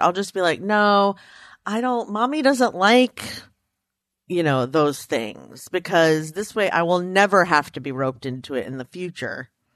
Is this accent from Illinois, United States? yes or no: no; Frederick, Maryland, United States; I'm from Frederick, Maryland, like, the fair is a really big deal where I'm from. Like, we used to take off school